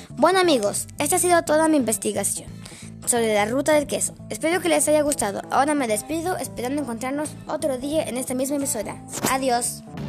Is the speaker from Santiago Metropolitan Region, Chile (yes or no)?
yes; Mallarauco, Santiago Metropolitan Region, Chile; Mayerauco, mi tierra linda